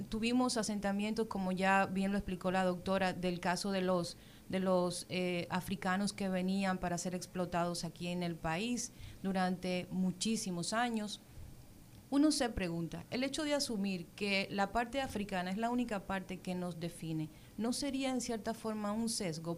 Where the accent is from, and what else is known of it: Dominican Republic